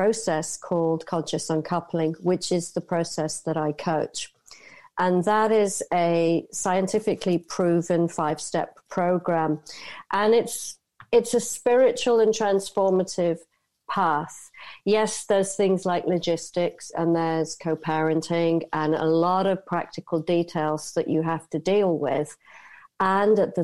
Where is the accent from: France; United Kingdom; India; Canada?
United Kingdom; moved away as an adult; also born or lived in Asia; I'm born and raised in the United Kingdom, I spent 30 years out in Asia